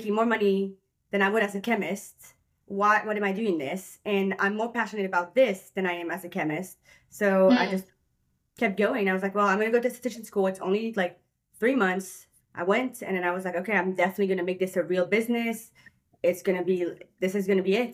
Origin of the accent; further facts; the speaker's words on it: Belgium; moved away as an adult; now in United States; I moved here when I was 19 years